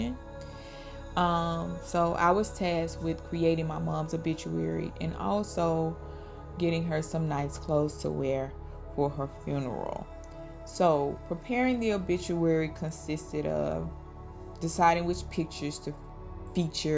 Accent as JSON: {"language": "English", "region": "Mississippi", "country": "United States", "tie": "born or raised there", "also_born_or_lived": "Georgia", "moved": "yes", "said": "We grew up in Mississippi and spent some time in Georgia"}